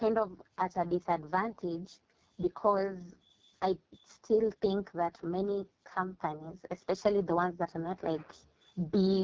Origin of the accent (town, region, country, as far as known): Kenya